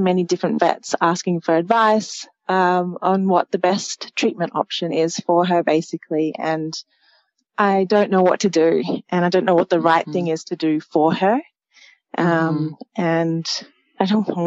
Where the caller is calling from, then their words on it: Spain; I am calling in from Spain